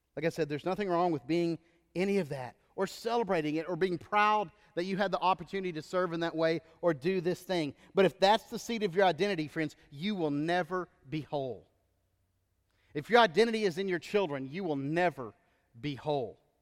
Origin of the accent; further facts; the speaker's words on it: Texas, United States; moved away; growing up in Texas was weird until I lived in other states